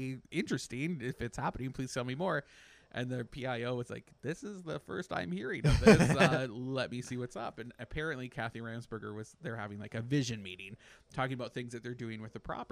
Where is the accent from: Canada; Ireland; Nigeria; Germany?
Canada; now in Orlando, United States; I'm a Canadian